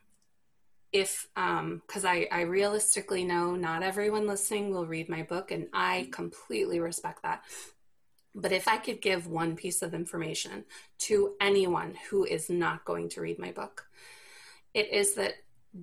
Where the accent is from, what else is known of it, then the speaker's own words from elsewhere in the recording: the South, United States; I'm from the South